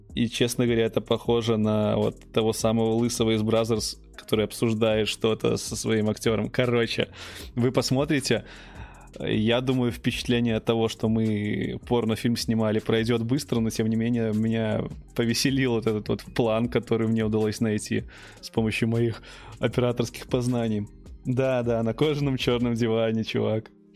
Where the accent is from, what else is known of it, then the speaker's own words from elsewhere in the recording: Belarus; мы, белорусы, хорошо понимаем украинский язык